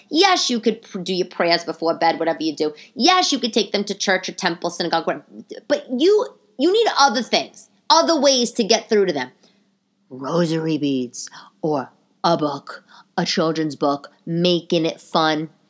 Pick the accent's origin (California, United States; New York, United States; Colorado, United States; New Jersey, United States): New York, United States; New York City; accent: old New York; also born or lived in Bay Ridge, Brooklyn; the New York accent, the, the old New York, my accent